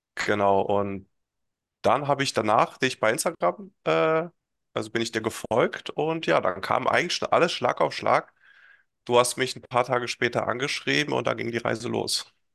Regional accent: Hesse, Germany; komme aus Hessen, in der Nähe von Kassel wohne ich

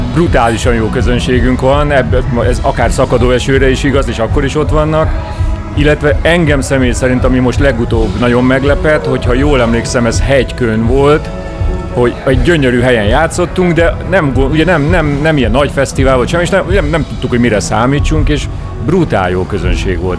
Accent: Mátészalka, Szabolcs-Szatmár-Bereg, Hungary; moved away; én Máté Szalkai születésű vagyok, ami ugye nagyon közel van Debrecenhez, ezért gyakorlatilag minden élményem ehhez a vidékhez köt

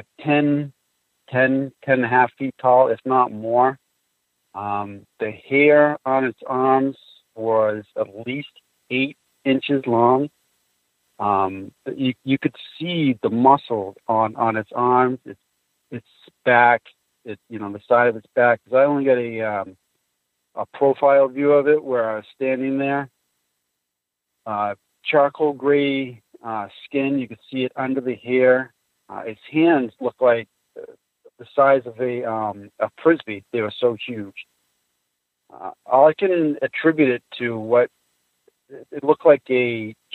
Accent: White Mountains, New Hampshire, United States; I grew up in White Mountains. Woods is my backyard

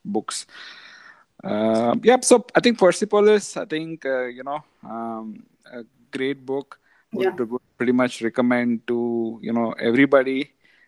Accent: India; growing up in India, it has been very, very eventful

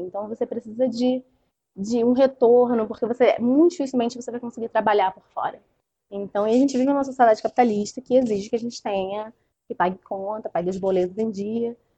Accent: Rio de Janeiro, Brazil; eu sou do Rio e aqui estou em Minas

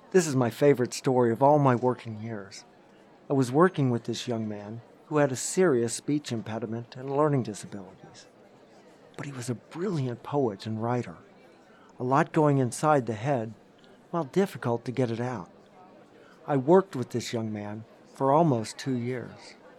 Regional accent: Barre, Vermont, United States; when I was growing up in Barrie

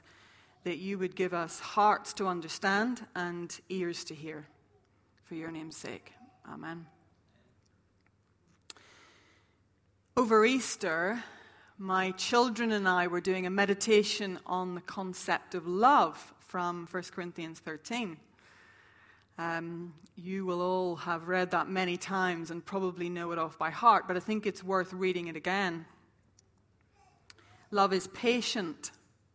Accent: Ireland; moved away; also born or lived in St Andrews, Scotland; I'm from Ireland

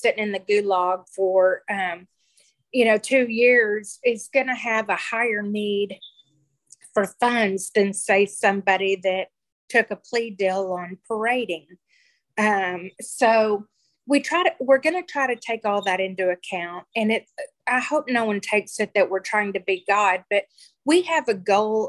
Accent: Texas, United States; We're from Texas

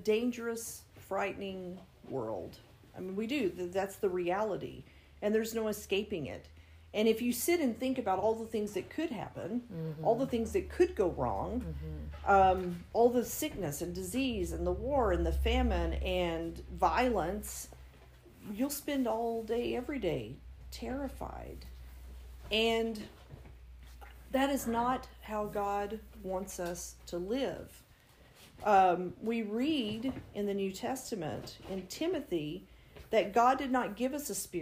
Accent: West Texas, United States; I grew up in West Texas, rancher father.

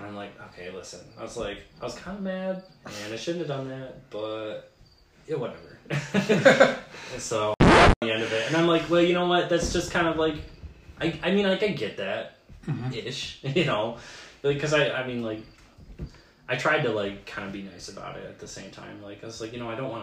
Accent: Alpena, Michigan, United States; when I moved back from Central

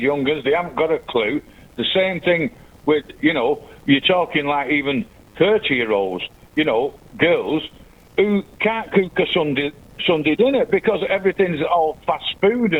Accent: Manchester, North West England, United Kingdom; I'm English. I'm an Englishman. You know, all born in Manchester

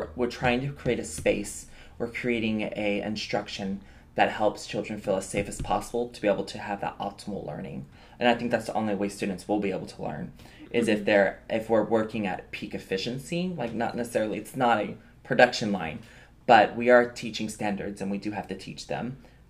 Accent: the South, United States; because I was new, especially moving to this area. I was from the South, so I didn't have anything culturally in this area.

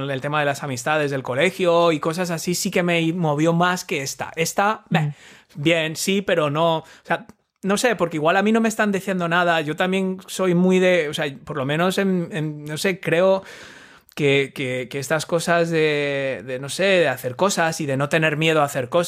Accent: Asturias, Spain; Claro, somos asturianos.

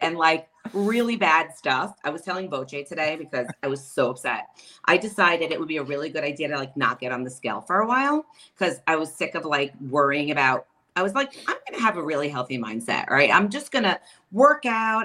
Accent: New York City, New York, United States; now in Long Island, United States; I was not born and raised in Long Island. I'm a Queens girl.

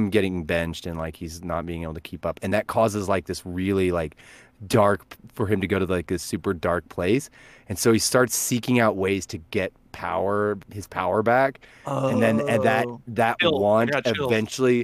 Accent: Verdigris, Oklahoma, United States; I'm originally from Vertigris, Oklahoma

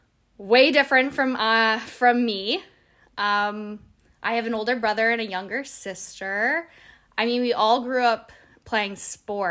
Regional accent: Mildmay, Ontario, Canada; I was raised in Malmö. Well, it's pronounced Mild May, but I'm from there

